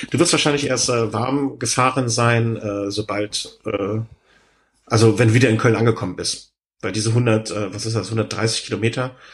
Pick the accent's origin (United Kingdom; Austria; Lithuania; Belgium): United Kingdom; London; now in Germany; äh, ich bin aus London und einmal diesen Besuch im Lake District äh, nicht hinausgekommen.